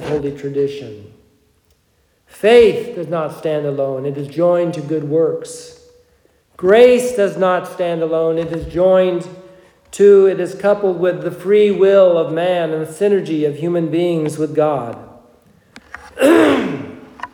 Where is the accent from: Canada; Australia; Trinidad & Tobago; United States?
United States; growing up in a Protestant culture, we are deeply influenced by this preoccupation of Protestantism, and that all of us are Protestant just by nature of being American.